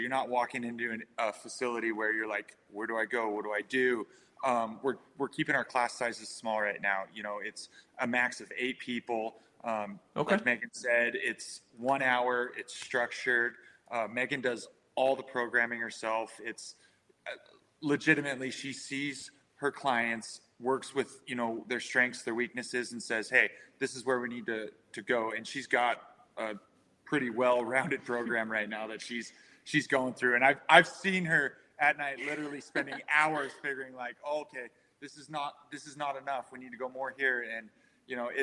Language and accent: English; Coeur d'Alene, Idaho, United States; I'm from Coeur d'Alene.